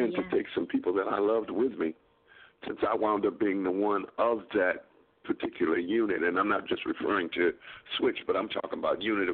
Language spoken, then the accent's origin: English; Grand Rapids, Michigan, United States; moved away as an adult; also born or lived in Akron, Ohio; I was born and raised in Grand Rapids, Michigan.